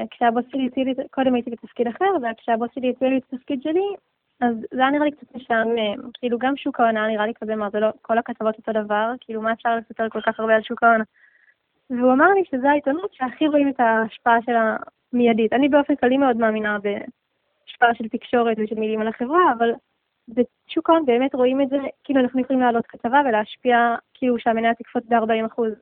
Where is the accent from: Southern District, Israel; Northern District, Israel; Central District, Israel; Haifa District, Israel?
Central District, Israel; Nof Ayalon; אה, גדלתי בנוף איילון, ההורים שלי עברו לשם כשהייתי בת שלוש, ושם הייתי כל התיכון, שם למדתי גם.